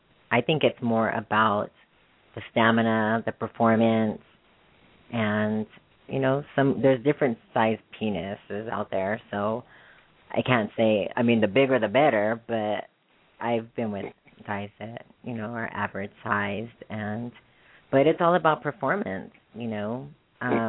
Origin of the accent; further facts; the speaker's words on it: Arizona, United States; moved away; also born or lived in Texas; my background is Mexican. I was born in Arizona. I used to live in Texas for a few years